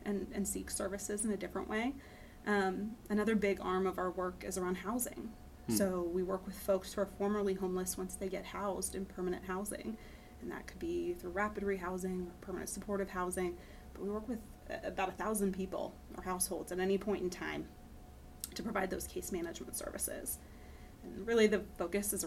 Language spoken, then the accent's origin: English; Pennsylvania, United States; moved away as an adult; also born or lived in Boston; now in Houston, United States; I grew up in Pennsylvania